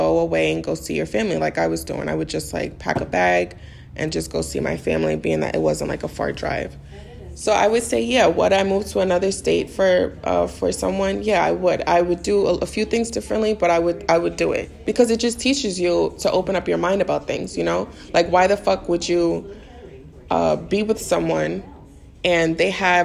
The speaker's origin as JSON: {"language": "English", "town": "New York City", "region": "New York", "country": "United States", "tie": "born or raised there", "also_born_or_lived": "Maryland", "moved": "as an adult", "said": "I grew up in the Bronx all my life. So I moved to Maryland"}